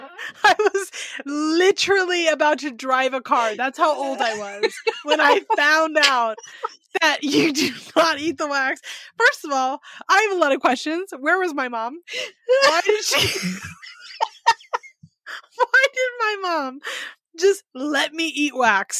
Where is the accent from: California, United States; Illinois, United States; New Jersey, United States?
California, United States; Sonoma County; I grew up in Sonoma County, which is just north of San Francisco